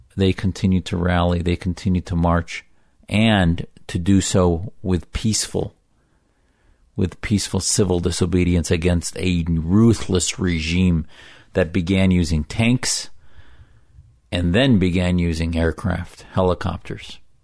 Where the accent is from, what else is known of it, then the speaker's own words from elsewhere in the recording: United States; Your faithful American Muslim, American patriot